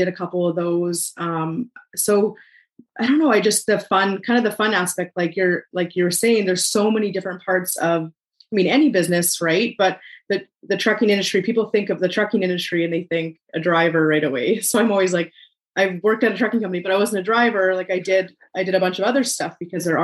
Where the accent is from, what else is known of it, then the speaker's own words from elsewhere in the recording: Swift Current, Saskatchewan, Canada; I live in a small town outside Saskatoon. I'm from Swift Current, Saskatchewan, actually, in southern Saskatchewan